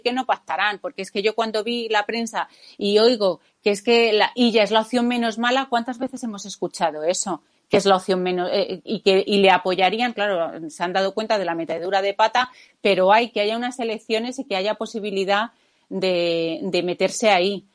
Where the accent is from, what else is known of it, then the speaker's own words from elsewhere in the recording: Spain; aquí, como los españoles